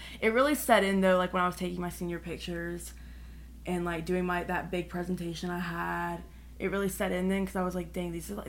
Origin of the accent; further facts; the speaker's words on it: Vinton, Virginia, United States; I was born in Roanoke and raised there my whole life.